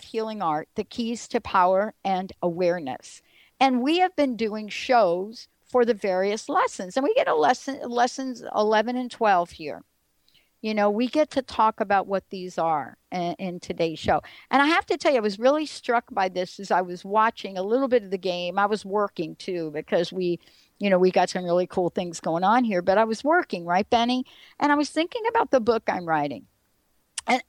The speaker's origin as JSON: {"language": "English", "region": "East Coast", "country": "United States", "tie": "born or raised there", "moved": "yes", "lives_now": "Seattle, United States", "said": "growing up on the East Coast, being part of Giants Stadium and the building"}